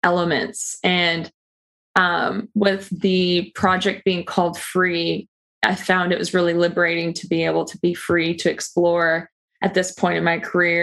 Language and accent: English; Peterborough, Ontario, Canada; my hometown of Peterborough, Ontario, where I grew up